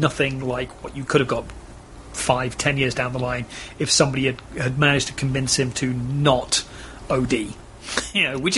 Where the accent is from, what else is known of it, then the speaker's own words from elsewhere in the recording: England, United Kingdom; now in Texas, United States; being English